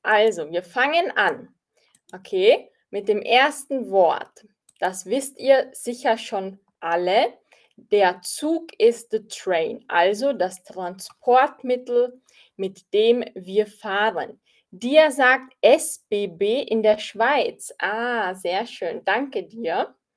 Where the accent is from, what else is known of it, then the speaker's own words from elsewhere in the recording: Austria; Ich bin aus Österreich